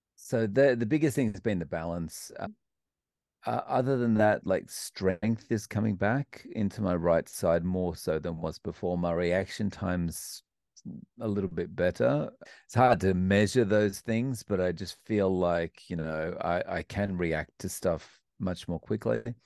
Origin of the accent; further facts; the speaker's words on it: Melbourne, Victoria, Australia; moved away as an adult; also born or lived in Scotland; now in Japan; I grew up in Melbourne, Australia